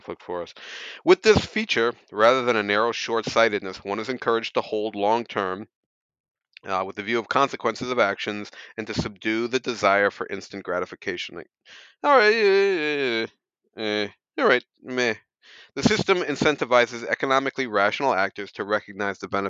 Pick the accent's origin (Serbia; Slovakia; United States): United States; As an American